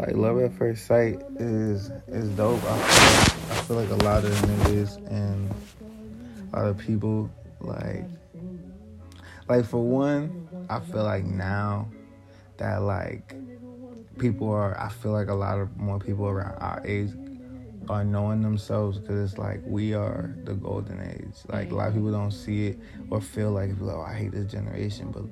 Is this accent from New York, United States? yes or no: yes; New York City, New York, United States; moved away; I'm from Queens, New York. I just got out here